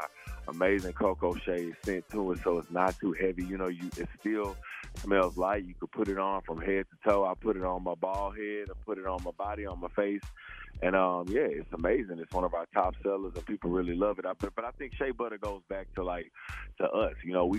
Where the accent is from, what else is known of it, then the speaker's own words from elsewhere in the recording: the South, United States; being a black man and seeing my beautiful black mother and, you know, all of the different shades of black growing up in the South.